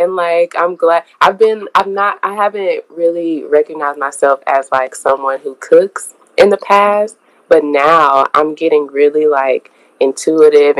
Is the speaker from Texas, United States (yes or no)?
yes; Houston, Texas, United States; I am from here, so I'm always surrounded by people that are from here.